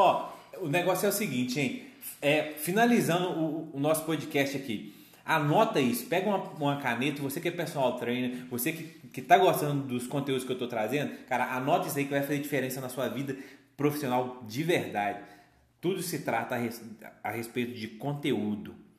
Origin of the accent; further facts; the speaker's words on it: Belo Horizonte, Minas Gerais, Brazil; a gente é, é daqui de, de Minas, de, de BH